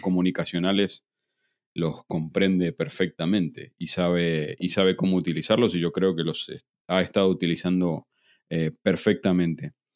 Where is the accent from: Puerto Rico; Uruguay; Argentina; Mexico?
Argentina; now in Spain; aunque nacimos en Argentina, ambos dos vivimos hace prácticamente y no tan prácticamente 20 años en España